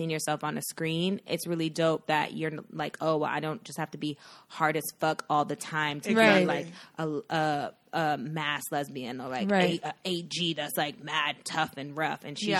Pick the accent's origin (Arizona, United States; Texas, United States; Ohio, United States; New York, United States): New York, United States; now in San Francisco Bay Area, United States; we're from New York. I live in the Bay.